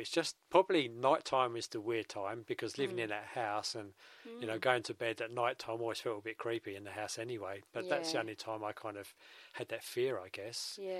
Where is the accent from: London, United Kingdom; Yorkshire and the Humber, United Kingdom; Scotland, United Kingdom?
London, United Kingdom; Yeah, average, same as everybody else, in a typical East End working class family.